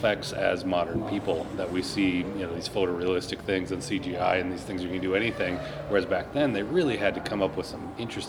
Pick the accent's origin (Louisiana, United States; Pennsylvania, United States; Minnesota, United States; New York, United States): Minnesota, United States; I'm from Minnesota.